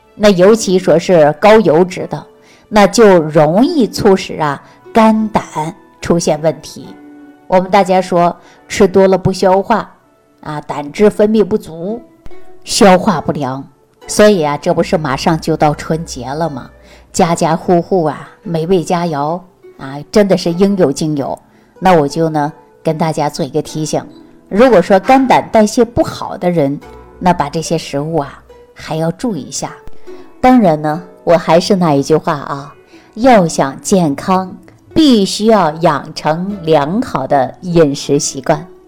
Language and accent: Chinese; Northeast China, China; 就在我们东北老家这个地方